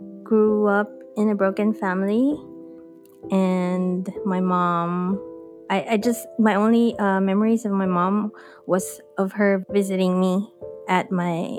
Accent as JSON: {"language": "English", "country": "Philippines", "tie": "born or raised there", "moved": "as an adult", "lives_now": "Los Angeles, United States", "said": "I am born and raised in the Philippines."}